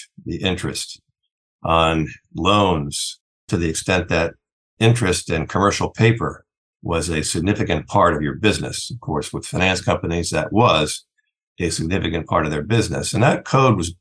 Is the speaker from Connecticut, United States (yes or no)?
yes; Milford, Connecticut, United States; moved away; also born or lived in Chicago; I grew up in Milford, Connecticut, small seaside town